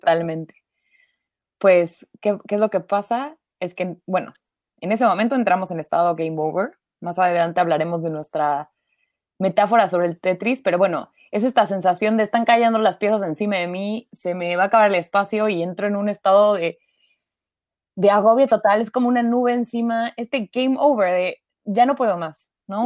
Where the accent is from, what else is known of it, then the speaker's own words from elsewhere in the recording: Mexico; now in Germany; soy mexicana